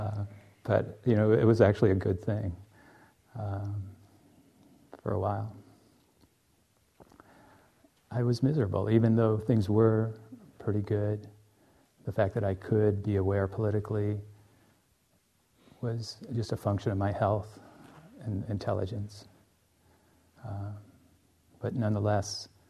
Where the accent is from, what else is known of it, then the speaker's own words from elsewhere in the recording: United States; also born or lived in Finland; as an American